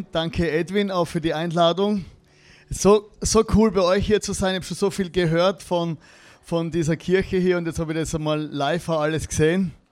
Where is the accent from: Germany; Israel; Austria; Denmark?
Austria; weil ich eigentlich in Deutschland und in der Schweiz zum Glauben gekommen bin als Österreicher und dann hier dann zurück